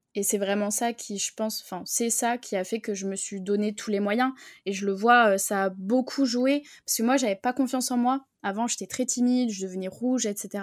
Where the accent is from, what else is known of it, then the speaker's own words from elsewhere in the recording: Bordeaux, Nouvelle-Aquitaine, France; moi, je viens de Bordeaux